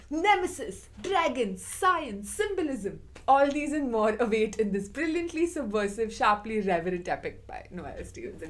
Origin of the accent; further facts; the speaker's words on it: Mumbai, Maharashtra, India; moved away; I'm from Mumbai.